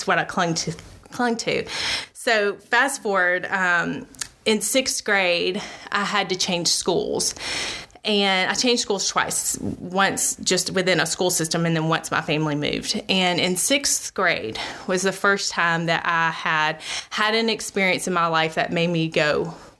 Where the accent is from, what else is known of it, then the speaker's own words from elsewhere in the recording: Alabama, United States; born and raised in Alabama